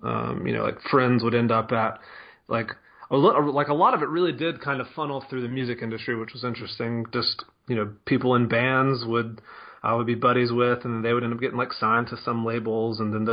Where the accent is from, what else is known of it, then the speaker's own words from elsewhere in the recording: Mississippi, United States; moved away as an adult; also born or lived in Denver, Colorado; I'm from Mississippi